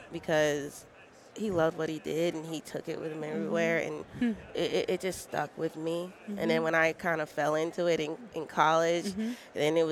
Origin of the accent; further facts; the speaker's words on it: Barbados; now in Houston, United States; I'm originally from Barbados, but I currently live in Houston, Texas